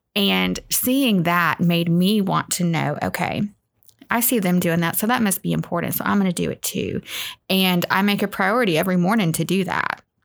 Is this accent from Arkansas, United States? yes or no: yes; North Little Rock, Arkansas, United States; moved away; I grew up in North Little Rock, Arkansas